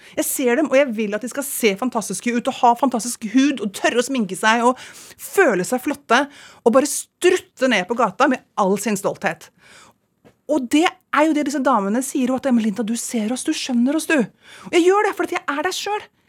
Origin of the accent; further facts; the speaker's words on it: Ski, Akershus, Norway; moved away as an adult; also born or lived in Los Angeles, United States; det er alle hjemme i Ski! Alle venninnene mine